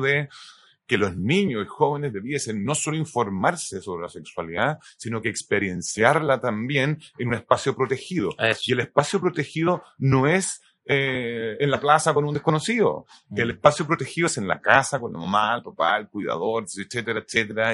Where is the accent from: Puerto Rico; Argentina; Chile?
Chile; also born or lived in United States; Yo nací en el 70, eh, viví, nos fuimos a ir a Estados Unidos y volvimos para el golpe de Estado